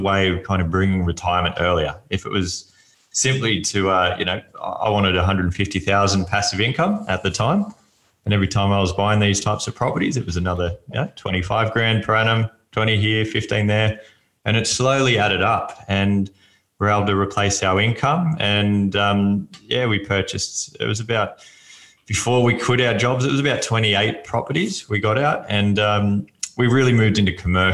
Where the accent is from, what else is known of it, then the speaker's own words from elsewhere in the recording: Sydney, New South Wales, Australia; I grew up in Sydney